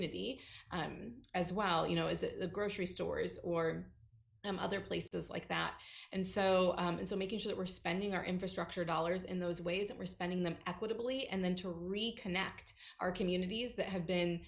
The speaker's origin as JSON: {"language": "English", "town": "Fort Wayne", "region": "Indiana", "country": "United States", "tie": "born or raised there", "said": "I grew up in Fort Wayne on a street that was riddled by gun violence"}